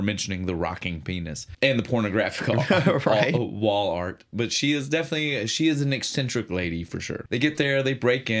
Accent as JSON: {"language": "English", "country": "United States", "said": "as an American"}